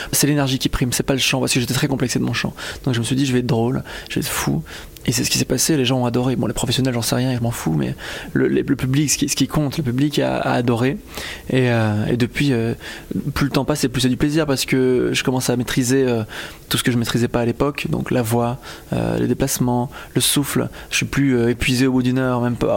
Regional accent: Belgium; loin de chez moi, parce que je suis belge

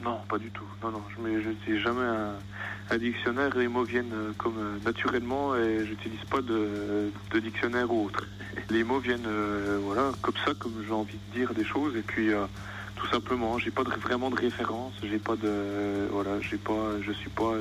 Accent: France; je suis né en France

